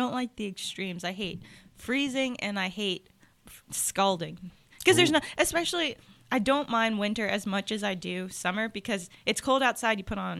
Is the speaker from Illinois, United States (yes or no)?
no; New York, United States; Yeah, I'm from New York.